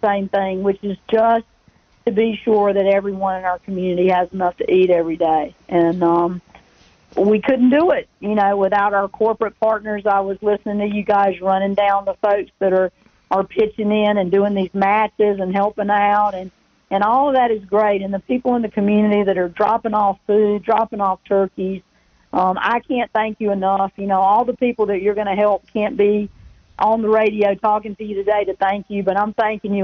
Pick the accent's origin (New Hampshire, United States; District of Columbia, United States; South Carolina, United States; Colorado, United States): South Carolina, United States; Rock Hill; my hometown of Rock Hill